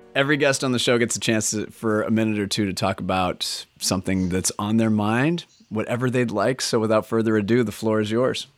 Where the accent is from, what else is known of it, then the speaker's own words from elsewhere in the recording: Minnesota, United States; moved away as an adult; also born or lived in Edina, Minnesota; now in Oregon, United States; As a native Minnesotan myself